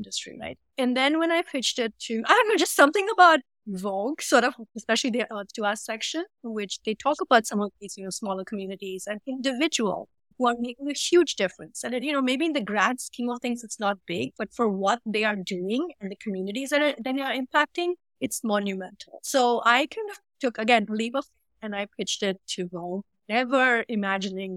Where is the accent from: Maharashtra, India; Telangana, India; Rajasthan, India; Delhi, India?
Maharashtra, India; Mumbai; moved away as an adult; now in Chicago, United States; I'm from Mumbai and, you know, I've grown up in a humid environment